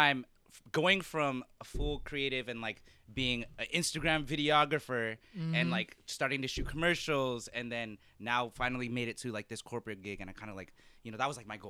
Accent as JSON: {"language": "English", "town": "San Diego", "region": "California", "country": "United States", "moved": "as an adult", "lives_now": "Washington, D.C., United States", "said": "I'm from San Diego, but my family's from the Philippines. I rep being Filipino heavy."}